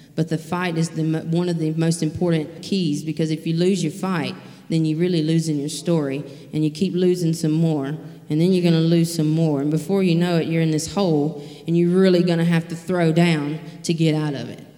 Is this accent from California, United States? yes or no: no; Leakesville, Mississippi, United States; now in Poplarville, United States; I'm originally from Leakesville, Mississippi